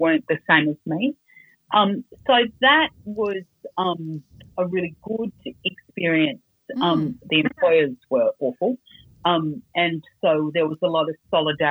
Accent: Sydney, New South Wales, Australia; I grew up on Dharawal country in Sydney next to the beach at Cronulla.

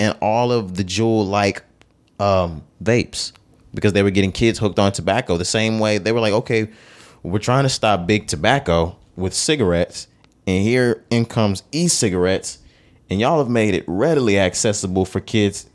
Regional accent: Texas, United States; growing up in Texas, walking in the mall, walking in stores, doing certain things

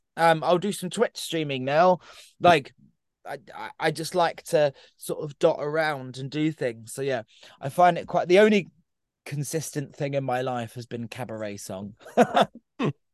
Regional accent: Brighton, South East England, United Kingdom; my hometown of Brighton

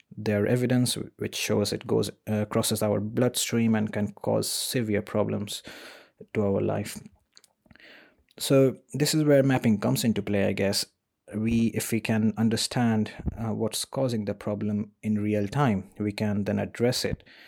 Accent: India; moved away as an adult; now in Sheffield, United Kingdom; I was born in India

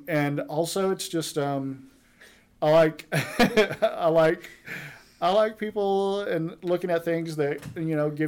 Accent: Duncan, Oklahoma, United States; moved away as an adult; also born or lived in Tulsa, Oklahoma; now in Independence, United States; I'm from Duncan, Oklahoma, originally, which is south central Oklahoma

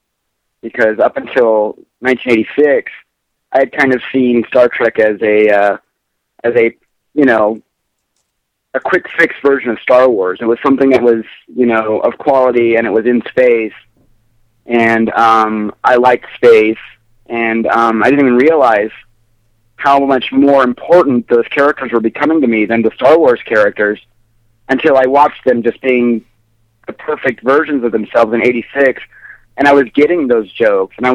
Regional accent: Wyoming, United States; now in Colorado, United States; growing up in Wyoming

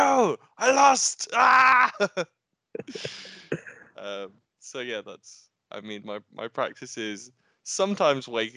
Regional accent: Nottingham, East Midlands, United Kingdom; I'm from Nottingham

